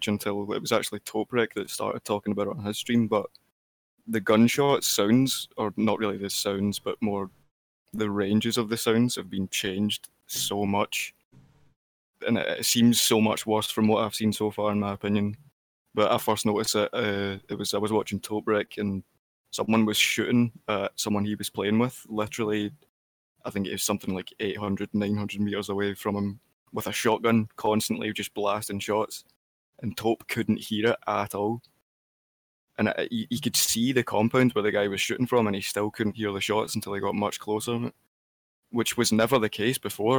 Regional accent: Scotland, United Kingdom; I'm definitely not Canadian. I'm from Scotland.

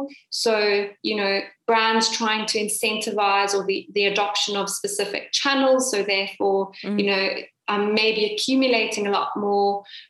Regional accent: Cape Town, Western Cape, South Africa; I am indeed from Cape Town.

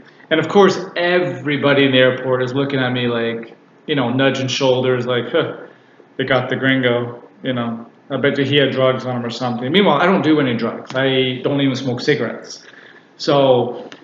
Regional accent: Canada; I'm Canadian

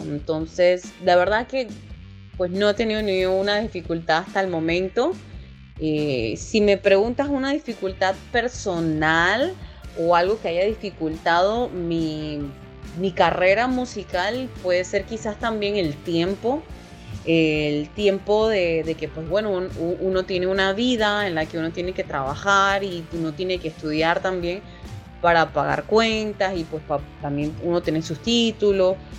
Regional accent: Panama City, Panama; soy panameña, nacionalidad panameña, nacida aquí en la ciudad de Panamá

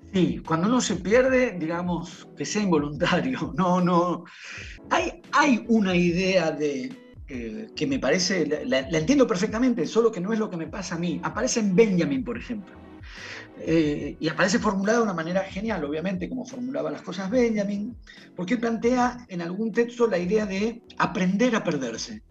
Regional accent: Buenos Aires, Argentina; yo soy de Buenos Aires

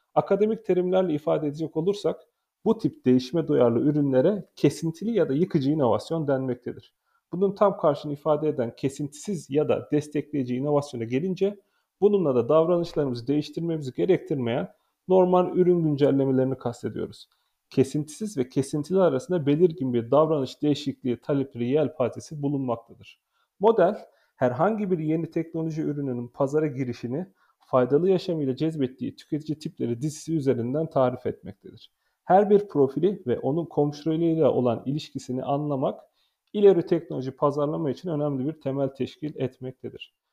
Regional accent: Konya, Turkey; moved away; 1984 yazında Konya'da dünyaya geldim. 2002 yılında Meram Anadolu Lisesi'ni

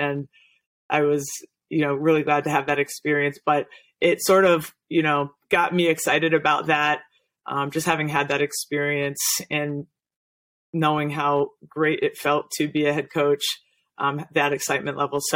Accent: New England, United States; growing up in New England

